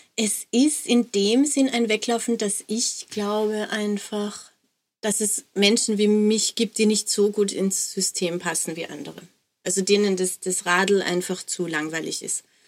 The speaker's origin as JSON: {"language": "German", "country": "Austria", "said": "als Österreicherin"}